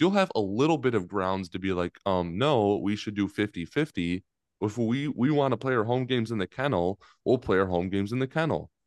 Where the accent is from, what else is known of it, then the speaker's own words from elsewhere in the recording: Chicago, Illinois, United States; moved away as an adult; also born or lived in Lexington, Kentucky; I grew up in Chicago